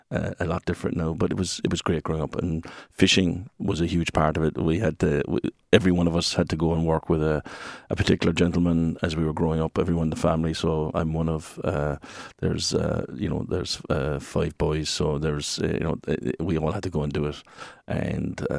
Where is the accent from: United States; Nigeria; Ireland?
Ireland; Ballycotton, Munster; born or raised there; moved away as an adult